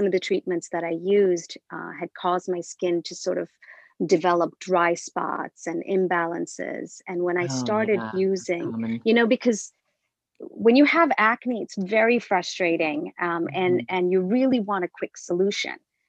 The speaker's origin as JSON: {"language": "English", "country": "India", "moved": "yes", "said": "I'm originally from India and we use a lot of spices and herbs in our beauty"}